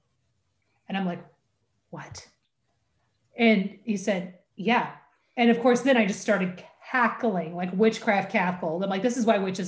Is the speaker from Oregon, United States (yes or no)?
yes; Oregon, United States; soy de Oregon, which is that I am from Oregon. I am always from Oregon.